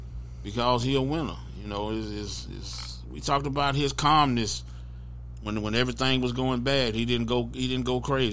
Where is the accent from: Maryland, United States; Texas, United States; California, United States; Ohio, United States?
Texas, United States; Arlington; also born or lived in Grand Prairie, Texas; I grew up in Arlington, Grand Prairie. I went to school in Arlington.